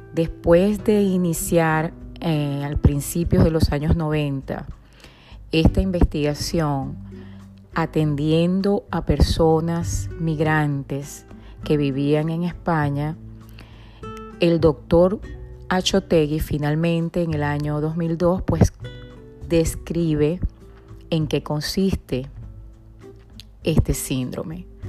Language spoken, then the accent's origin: Spanish; Venezuela; moved away; Nací en Venezuela, tengo formación como psicóloga y soy migrante